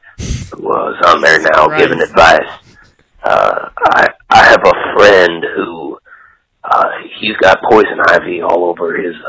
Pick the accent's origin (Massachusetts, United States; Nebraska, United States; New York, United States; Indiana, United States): Indiana, United States; Wheatfield; I'm actually from Wheatfield, Indiana